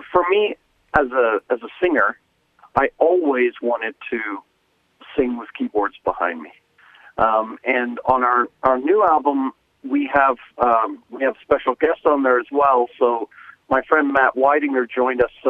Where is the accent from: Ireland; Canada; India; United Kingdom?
United Kingdom; England; I'm from England originally